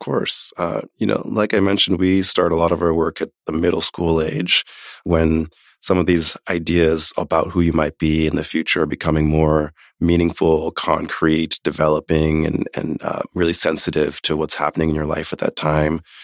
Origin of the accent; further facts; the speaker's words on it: Omaha, Nebraska, United States; moved away; also born or lived in New York City / Haiti (family origin); I was born in New York City, grew up in Omaha, Nebraska.